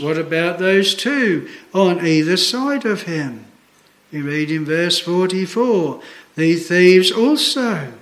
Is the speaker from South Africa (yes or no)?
no; Australia; moved away as an adult